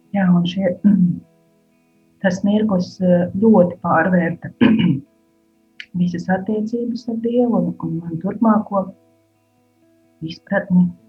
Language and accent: Latvian; Koknese, Vidzeme, Latvia; moved away as an adult; now in Riga area, Latvia; uzaugusi esmu no Kungnes pusē un savu tādu puse tā dzīves man ir pagājusi koknesē, kuras esmu augusi